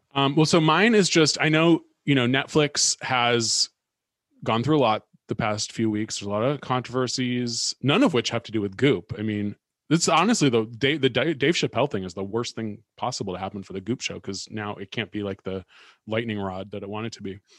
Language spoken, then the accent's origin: English; Bay Area, California, United States; born or raised there; moved away